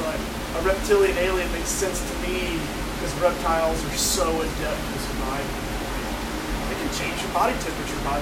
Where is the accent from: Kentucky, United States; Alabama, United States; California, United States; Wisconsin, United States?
Alabama, United States; I'm out from Alabama